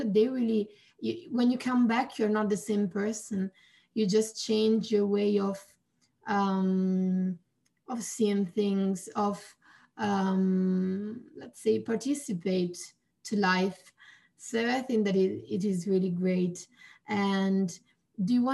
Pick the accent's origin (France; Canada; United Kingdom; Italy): Italy; I'm from Italy